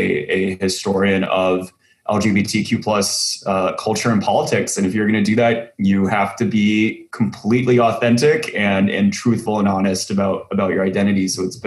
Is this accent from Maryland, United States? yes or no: no; Central Texas, United States; I grew up in Central Texas